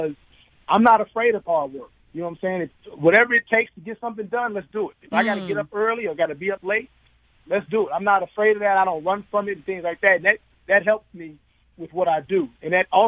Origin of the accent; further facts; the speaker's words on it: Chicago, Illinois, United States; I'm from West Pullman Park